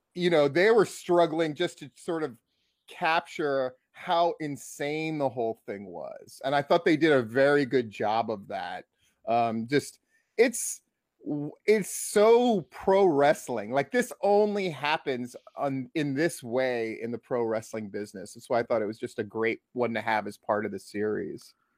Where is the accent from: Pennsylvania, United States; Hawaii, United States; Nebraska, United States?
Hawaii, United States; I grew up in Hawaii.